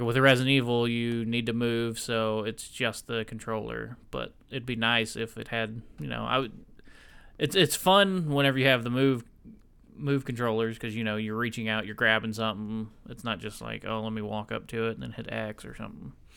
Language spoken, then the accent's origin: English; the South, United States; I'm in the South, man. I'm from the South.